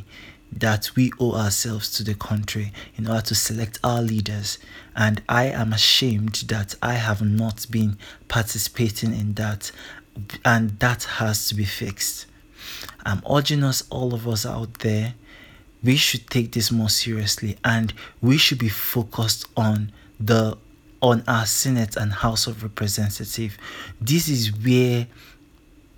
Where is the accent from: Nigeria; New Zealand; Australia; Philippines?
Nigeria; I am a Nigerian, and there is nothing that's going to change that. I am always proud to be a Nigerian, to be a proud Igbo man